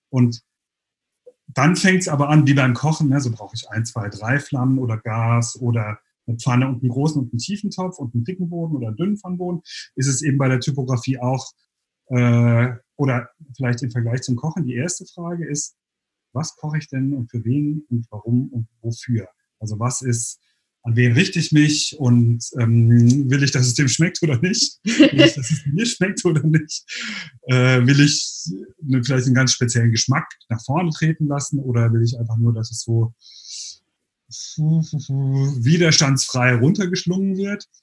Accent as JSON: {"language": "German", "town": "Sinsheim", "region": "Baden-Württemberg", "country": "Germany", "lives_now": "Berlin, Germany", "said": "also ich komme eigentlich aus"}